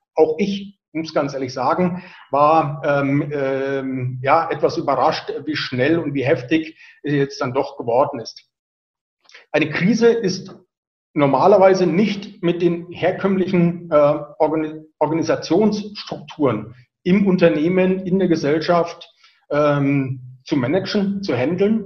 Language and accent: German; Franconia, Bavaria, Germany; accent: Franconian rolled R; ich bin Franke, ich rolle das R